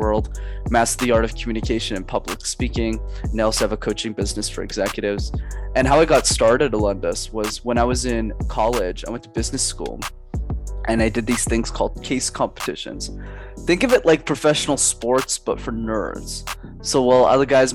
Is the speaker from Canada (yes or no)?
yes; Montreal, Quebec, Canada; I grew up in Montreal, Canada